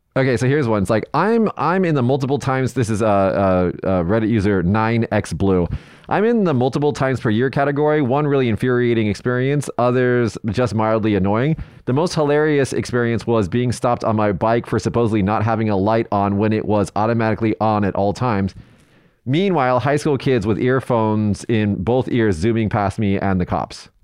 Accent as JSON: {"language": "English", "town": "Las Vegas", "region": "Nevada", "country": "United States", "said": "I'm from Vegas"}